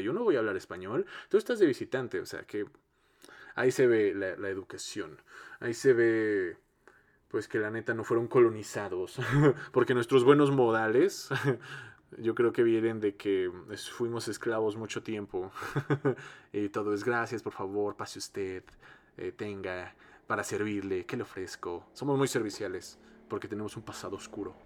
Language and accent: Spanish; Mexico; que seamos un chingo de mexicanos